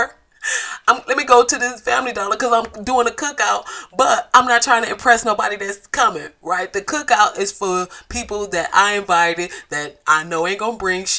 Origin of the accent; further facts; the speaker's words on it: Flint, Michigan, United States; my hometown, Flint, Michigan. If you didn't know, yes, I am from F-L-I-N-T